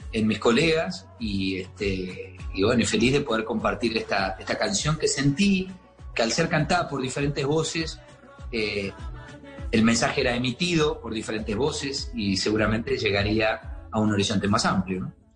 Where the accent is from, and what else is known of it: Argentina; now in Miami, United States